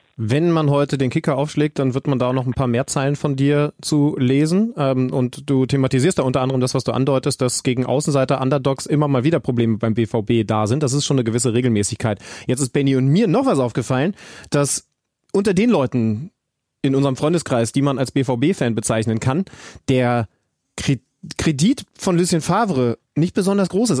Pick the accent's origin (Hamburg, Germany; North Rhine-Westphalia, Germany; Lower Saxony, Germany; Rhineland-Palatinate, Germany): Lower Saxony, Germany; Wolfsburg; moved away; in Wolfsburg haben, was mich natürlich sehr freut, meiner alten Heimat